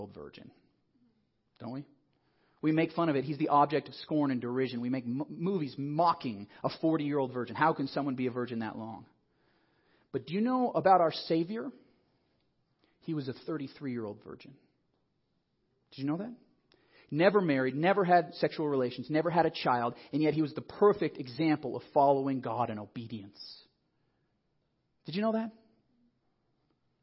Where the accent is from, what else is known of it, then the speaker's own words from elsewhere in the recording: Colorado Springs, Colorado, United States; I grew up in Colorado Springs with focus on the family